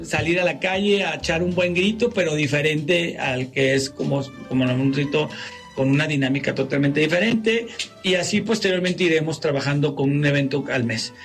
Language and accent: Spanish; Mexico; los mexicanos tenemos, somos, somos los latinos más resilientes que hay